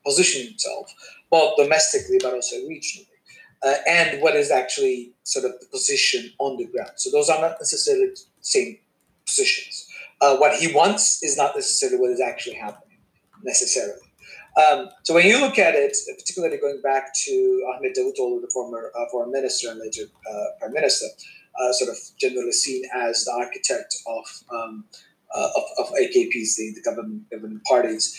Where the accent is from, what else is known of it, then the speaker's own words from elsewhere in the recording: Izmir, Turkey; moved away as an adult; also born or lived in United States / Denmark; now in Canada; I was born in Turkey, grew up there